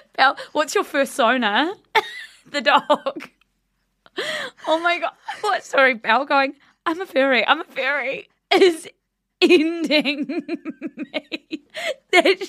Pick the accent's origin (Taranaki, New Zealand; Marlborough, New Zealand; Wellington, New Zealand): Marlborough, New Zealand; Blenheim; moved away; I just went home to my hometown Blenheim